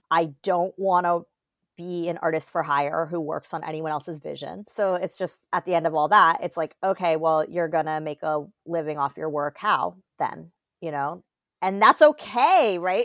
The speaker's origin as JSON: {"language": "English", "town": "Fort Lauderdale", "region": "Florida", "country": "United States", "tie": "born or raised there", "also_born_or_lived": "Atlanta / Oakland", "moved": "as an adult", "said": "I grew up in Fort Lauderdale, Florida"}